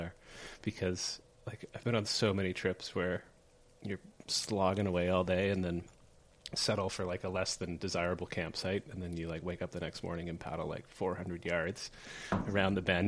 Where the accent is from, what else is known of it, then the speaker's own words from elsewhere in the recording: Canada; also born or lived in New Brunswick / Nova Scotia; I grew up in New Brunswick and Nova Scotia.